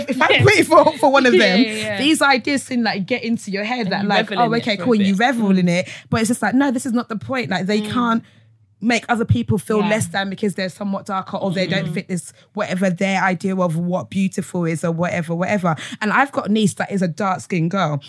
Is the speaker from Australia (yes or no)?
no; Essex, East of England, United Kingdom; also born or lived in Nigeria; I grew up with in Essex.